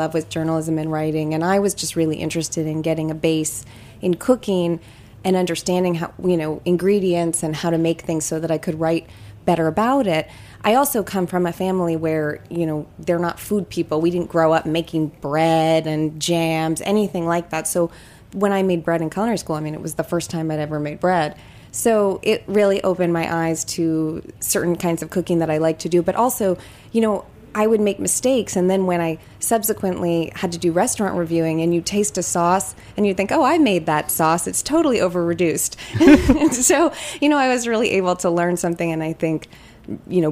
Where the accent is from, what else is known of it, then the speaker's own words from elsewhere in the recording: California, United States; moved away as an adult; also born or lived in London / New York; I was from California